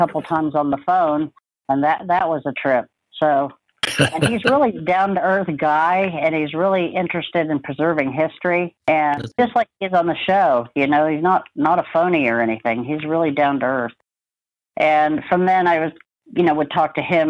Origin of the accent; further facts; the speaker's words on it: Connecticut, United States; moved away; also born or lived in Kansas; I was born in Kansas, and after first grade, we moved to Connecticut, where I grew up